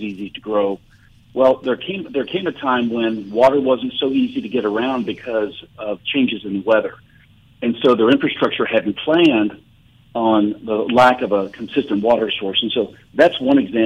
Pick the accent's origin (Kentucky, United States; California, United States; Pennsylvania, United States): Kentucky, United States; Louisville; now in Texas, United States; growing up in Louisville, Kentucky, I was a Bengals fan